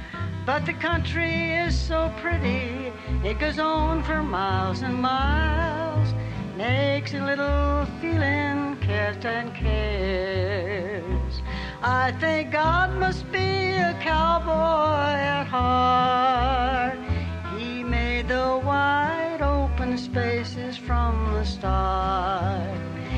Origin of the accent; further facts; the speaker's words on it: Southern US, United States; accent: Southern; I thought I'd lost my Southern accent, but I sure had it on that record.